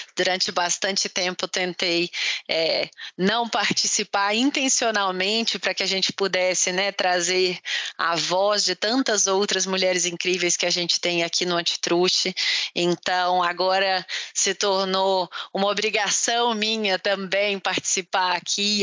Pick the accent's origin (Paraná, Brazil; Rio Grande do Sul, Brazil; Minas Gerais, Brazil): Minas Gerais, Brazil; Pará de Minas; also born or lived in Belo Horizonte; eu sou é, mineira é, de Belo Horizonte, de BH, para os mais íntimos, é, aos nove anos, é, eu saí de BH com os meus pais e fui para o interior de Minas. Então, uma cidade que chama Pará de Minas